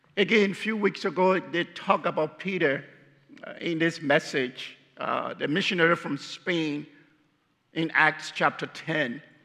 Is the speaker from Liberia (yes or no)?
yes; Liberia; moved away; I'm from Liberia.